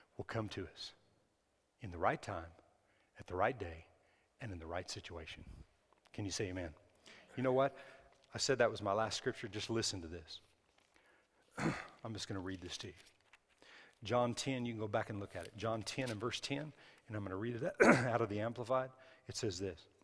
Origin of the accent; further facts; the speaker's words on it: New Mexico, United States; I was raised in New Mexico.